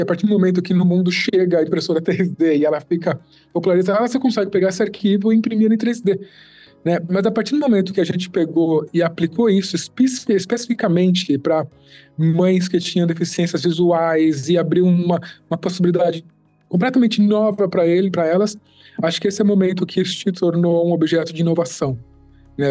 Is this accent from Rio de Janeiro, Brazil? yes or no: no; São Paulo, Brazil; Sou da FAAP também, sou de São Paulo.